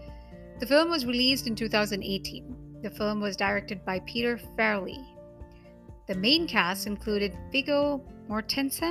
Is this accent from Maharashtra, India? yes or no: yes; Mumbai, Maharashtra, India; first language Hindi; English is a second language; I'm from Mumbai. Hindi language is native to me